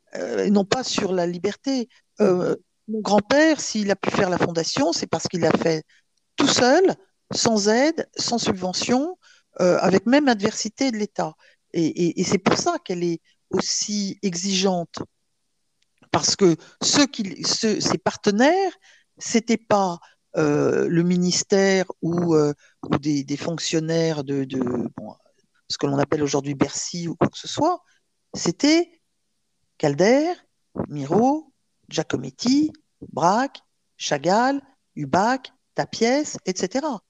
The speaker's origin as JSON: {"language": "French", "region": "Provence-Alpes-Côte d'Azur", "country": "France", "said": "je suis, je suis une provençale. Hein. je, mes racines, je considère provençale. Et on, a la chance en Provence de grandir sans s'en rendre compte avec la crèche"}